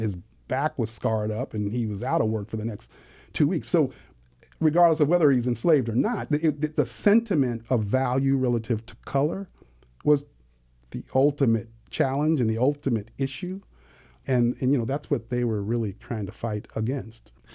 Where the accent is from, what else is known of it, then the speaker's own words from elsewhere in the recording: California, United States; I was raised actually in California